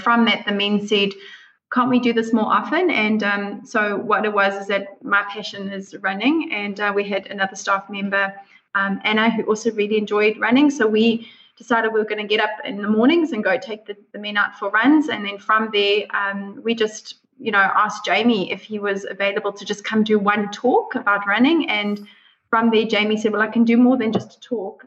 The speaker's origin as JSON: {"language": "English", "country": "South Africa", "moved": "as an adult", "lives_now": "New Zealand", "said": "I'm originally from South Africa"}